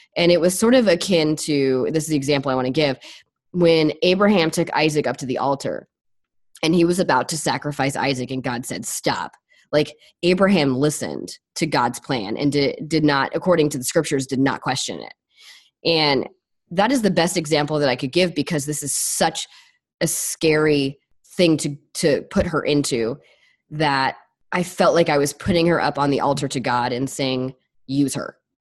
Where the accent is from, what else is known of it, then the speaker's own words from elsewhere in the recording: Los Angeles, California, United States; moved away; I'm from Los Angeles